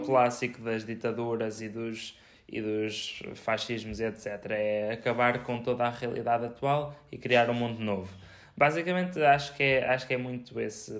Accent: Viseu, Centro, Portugal; nós somos de Viseu e, eh, e somos Viseu, Portugal

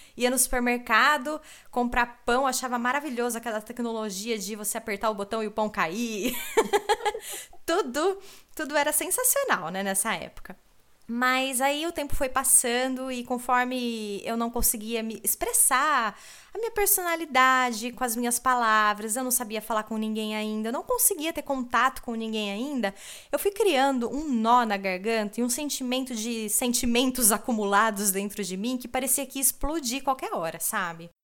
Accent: Brazil; first language Portuguese; moved away as an adult; now in Germany; nós brasileiros

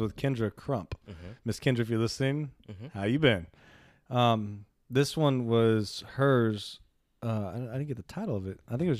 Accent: New Orleans, Louisiana, United States; We're from Nollins.

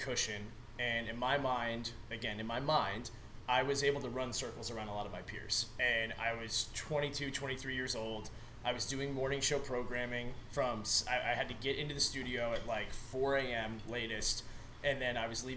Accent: Newport News, Virginia, United States; moved away as an adult; I'm from Southeast Virginia, and, you know, NASCAR is pretty big, like Langley Speedway, big military community. I'm from Newport News

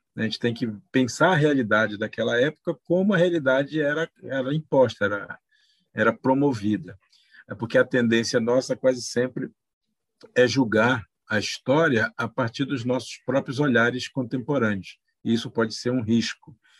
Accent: Pará, Brazil; moved away; Pará, da onde eu sou oriundo, né, da onde eu nasci. É, e é dentro desse povo que eu aprendi os valores

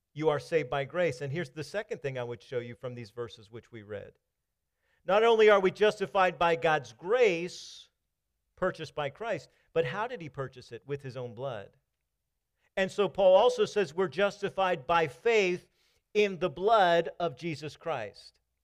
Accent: Maryland, United States; moved away; also born or lived in Kentucky / Virginia; I was coming from Kentucky. I'm from Maryland

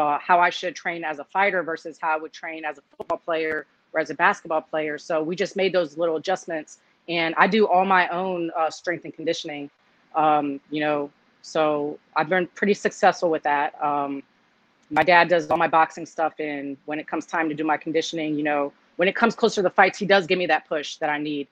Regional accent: United States; I am Cuban blood, but I was born here in America

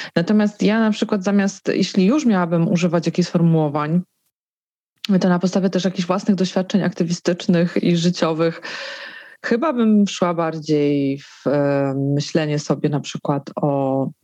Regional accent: Żywiec, Silesian Voivodeship, Poland; moved away; Moje rodzinne miasto, 30-tysięczny żywiec, zawsze miałam o nim poczucie, że dość konserwatywne.

